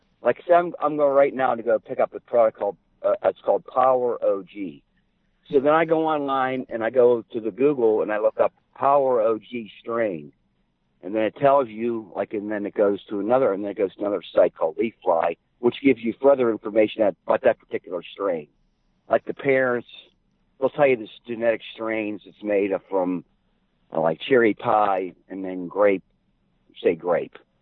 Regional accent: Ohio, United States; we're from Ohio

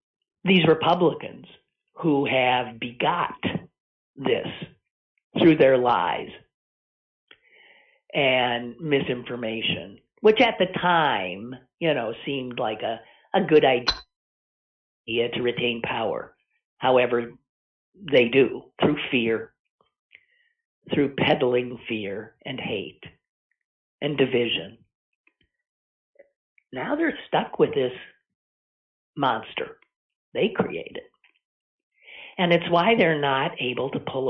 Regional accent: Green Bay, Wisconsin, United States; moved away as an adult; I grew up in Green Bay, Wisconsin

